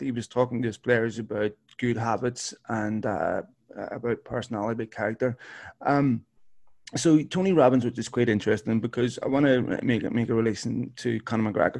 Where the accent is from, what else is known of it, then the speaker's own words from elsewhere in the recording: Belfast, Northern Ireland, United Kingdom; I grew up in North Belfast